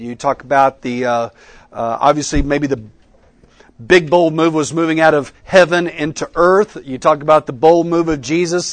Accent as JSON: {"language": "English", "region": "Texas", "country": "United States", "tie": "born or raised there", "also_born_or_lived": "Oklahoma", "moved": "as an adult", "lives_now": "Colleyville, United States", "said": "I'm a Texan by birth"}